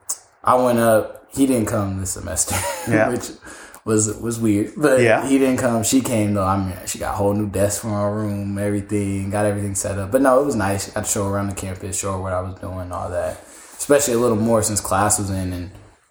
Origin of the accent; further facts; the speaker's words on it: the Bay Area, California, United States; I'm big from the Bay, so you know, grew up all hearing all about Barry